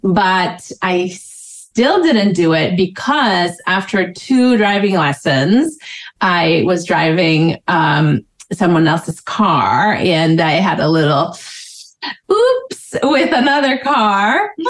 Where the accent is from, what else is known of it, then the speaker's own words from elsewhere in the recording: Boston, Massachusetts, United States; I grew up in Boston.